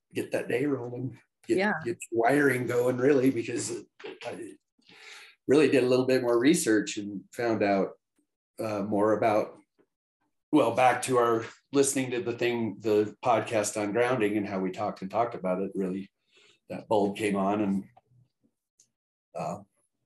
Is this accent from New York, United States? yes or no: no; Evergreen, Colorado, United States; born and raised in Evergreen, Colorado